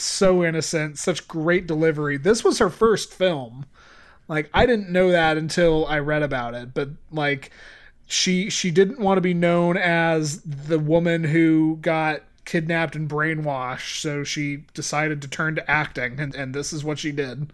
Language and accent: English; Santa Clara, California, United States; I was born in Santa Clara